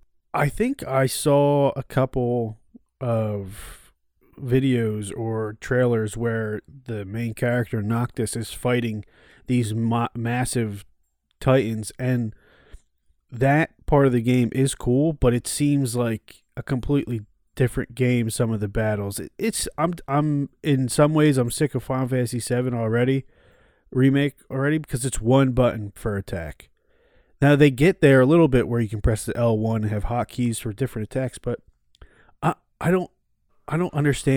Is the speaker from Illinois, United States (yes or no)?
no; New Jersey, United States; I'm from New Jersey.